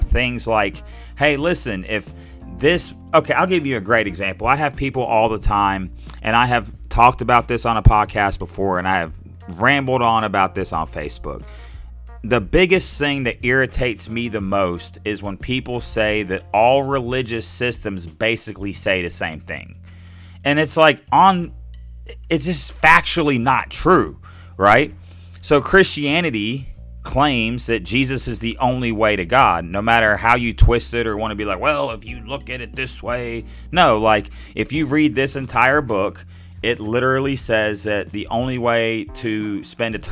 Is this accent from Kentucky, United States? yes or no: no; Little Rock, Arkansas, United States; now in southwest Arkansas, United States; I grew up in Little Rock